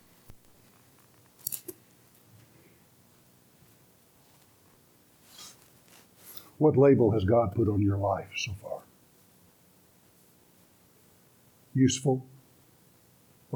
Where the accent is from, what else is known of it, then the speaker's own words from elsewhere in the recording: Beaumont, Texas, United States; I've spent my life growing up in Baptist churches, First Baptist Church, Beaumont, Texas, was my home church